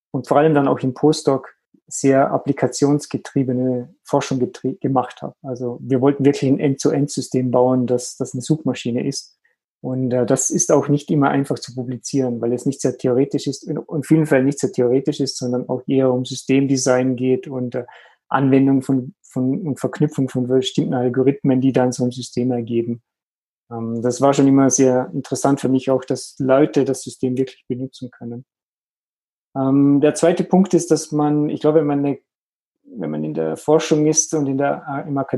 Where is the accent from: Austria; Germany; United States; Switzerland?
Austria; Vorarlberg; Ursprünglich bin ich aus Österreich in der Nähe vom Bodensee und Aviras Headquarter ist am Bodensee.